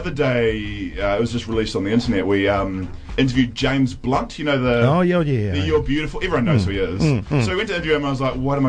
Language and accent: English; Nelson, New Zealand; moved away; growing up in Nelson